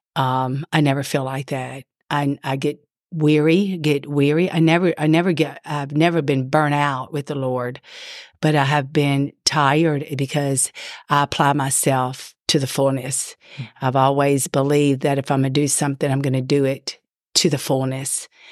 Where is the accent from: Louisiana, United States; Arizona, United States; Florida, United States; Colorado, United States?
Louisiana, United States; Ponchatoula; I grew up in Louisiana in Ponchatoula, Louisiana